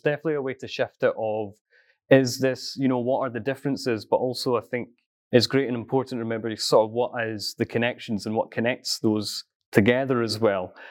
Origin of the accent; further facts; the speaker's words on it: East Coast Scotland, United Kingdom; I'm originally from a farm on East Coast Scotland